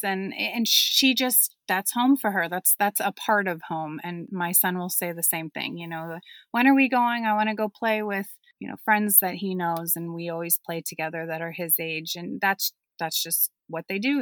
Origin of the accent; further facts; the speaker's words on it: Pittsburgh, Pennsylvania, United States; first language German; English is a second language; also born or lived in New York City; I grew up mostly in Pittsburgh